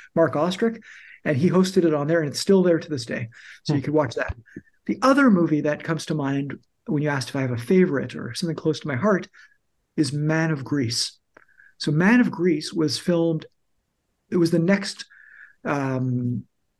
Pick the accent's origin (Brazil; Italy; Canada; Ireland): Canada; We're Canadian documentary filmmakers